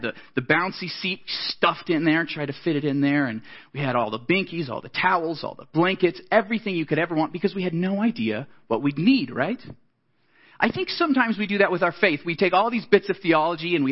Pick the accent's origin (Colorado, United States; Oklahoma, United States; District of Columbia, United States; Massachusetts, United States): Colorado, United States; Colorado Springs; I grew up in Colorado Springs, just south of here